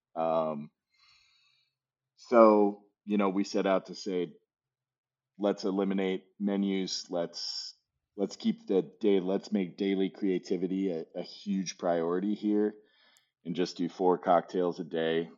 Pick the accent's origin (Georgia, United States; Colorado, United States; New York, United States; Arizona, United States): Arizona, United States; moved away as an adult; I grew up in uh, in the Southwest in Arizona